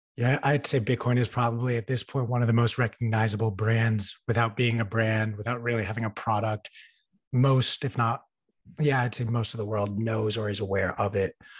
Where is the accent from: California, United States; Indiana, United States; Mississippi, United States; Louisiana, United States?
California, United States; Los Angeles; I was in Los Angeles, in my hometown